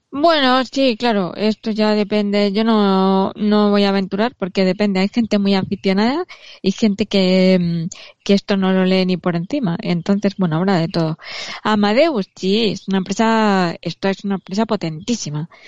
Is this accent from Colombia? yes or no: no; Spain; somos los españoles